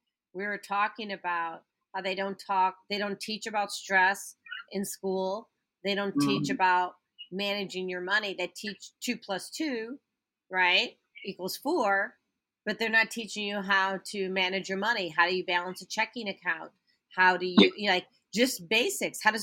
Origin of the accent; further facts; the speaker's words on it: Barrington Hills, Illinois, United States; I grew up in Barrington Hills, right? Very affluent neighborhood.